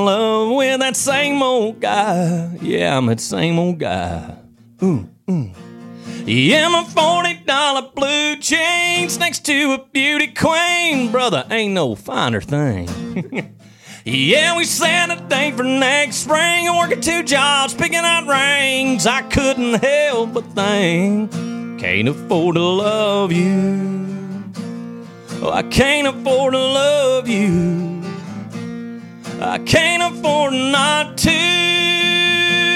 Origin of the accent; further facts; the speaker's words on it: Lumber City, Georgia, United States; South Georgia, Lumber City, yeah. All my life, yeah. And it'll always be home